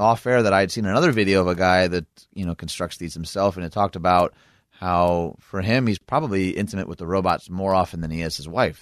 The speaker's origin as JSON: {"language": "English", "region": "Michigan", "country": "United States", "said": "my home state of Michigan"}